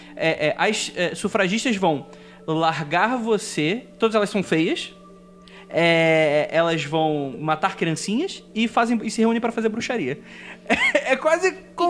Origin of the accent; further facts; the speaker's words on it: Rio de Janeiro, Brazil; eu sou carioca